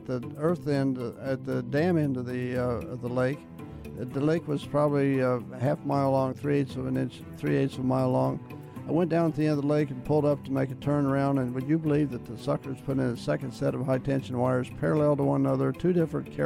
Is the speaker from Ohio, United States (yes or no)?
yes; Cincinnati, Ohio, United States; I was born in Cincinnati, Ohio.